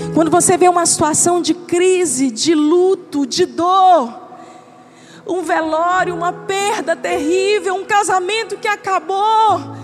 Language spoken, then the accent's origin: Portuguese; Northeast Region, Brazil; A gente é nordestino, vamos lá, a gente gosta de farinha